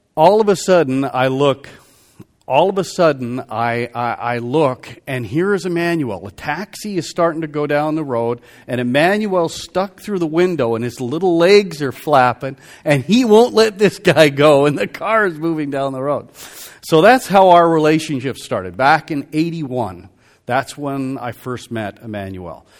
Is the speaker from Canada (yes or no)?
yes; Calgary, Alberta, Canada; moved away; also born or lived in Vancouver, British Columbia; I'm originally from, uh, I was born in Calgary, Alberta